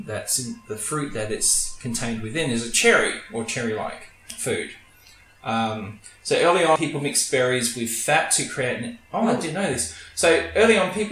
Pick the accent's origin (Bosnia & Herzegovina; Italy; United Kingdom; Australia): Australia; being an Australian